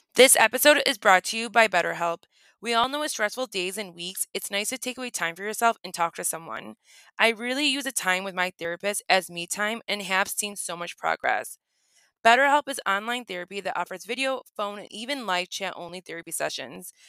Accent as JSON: {"language": "English", "region": "Michigan", "country": "United States", "accent": "Michigan A", "said": "it's called the Michigan A, so we do extend our A's"}